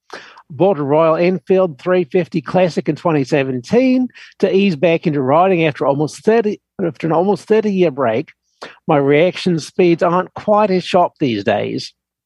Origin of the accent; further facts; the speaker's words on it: New Zealand; I grew up in New Zealand. My first bike was a 1950-ish Matchless 500 single.